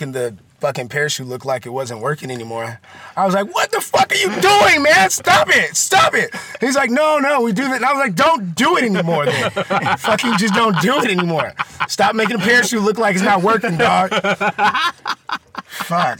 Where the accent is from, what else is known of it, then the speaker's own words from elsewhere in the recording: Oakland, California, United States; I grew up in East Oakland